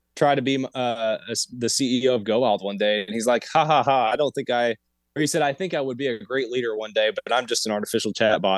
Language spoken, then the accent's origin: English; Appalachia, United States; I'm from Appalachia. I'm in Appalachia right now